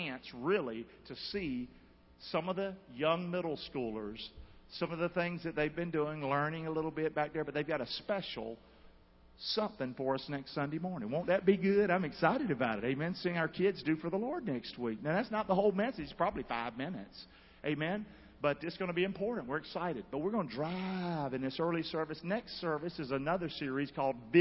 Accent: Rockingham, North Carolina, United States; I'm from Rockingham, Nowhere, North Carolina. Grew up in a home of broken parents

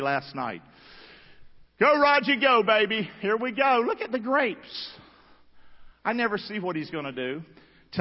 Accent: Rockingham, North Carolina, United States; That's the house I grew up in Rockingham, North Carolina

